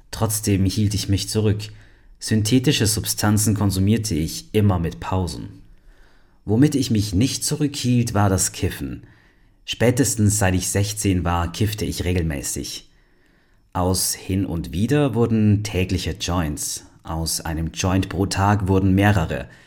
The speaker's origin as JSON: {"language": "German", "region": "Berlin", "country": "Germany", "tie": "born or raised there", "said": "Ich bin in Berlin aufgewachsen. Meine Eltern trennten sich früh. Mein Vater starb, als ich 15 war."}